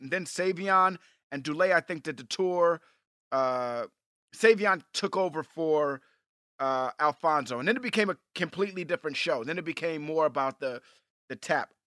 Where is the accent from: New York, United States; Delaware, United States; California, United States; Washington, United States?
New York, United States; moved away; I'm from New York